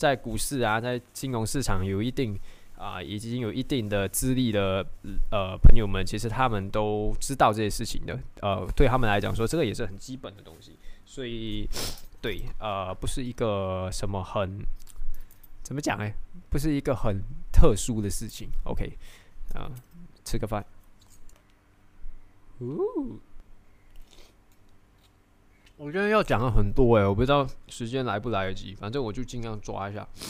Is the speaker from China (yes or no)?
no; Malaysia; 我们都知道，身为马来西亚人，接下来可能会有啊好几个政治动荡